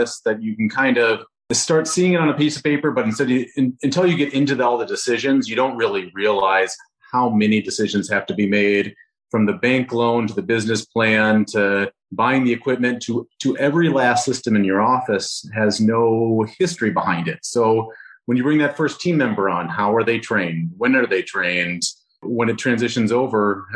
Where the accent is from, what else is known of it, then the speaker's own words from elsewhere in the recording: Rochester, Minnesota, United States; Rochester, Minnesota, so my hometown